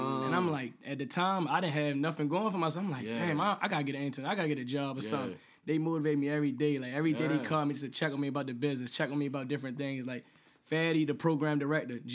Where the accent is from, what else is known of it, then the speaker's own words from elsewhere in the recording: New York, United States; I'm from New York, so I seen so many artists here and there